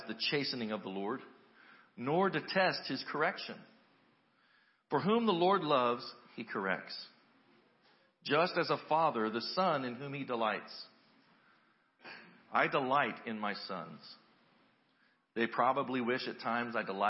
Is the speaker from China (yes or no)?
no; United States; as American Christians